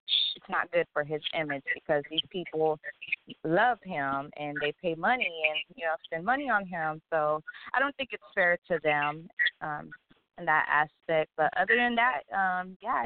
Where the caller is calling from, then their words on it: Dallas, Texas, United States; I'm calling from Dallas, Texas